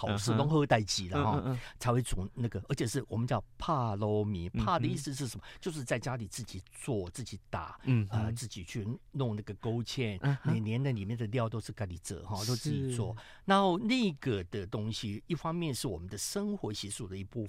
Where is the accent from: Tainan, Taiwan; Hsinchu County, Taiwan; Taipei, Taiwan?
Tainan, Taiwan; 我们去调出一个我们台南人喜欢的那个偏甜，嗯、但是不是死甜的甘味。